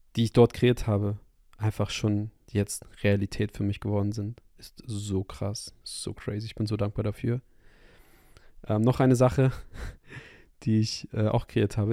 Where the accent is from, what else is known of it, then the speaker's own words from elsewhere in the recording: Hamburg, Germany; moved away; zurück in meine Heimatstadt in Hamburg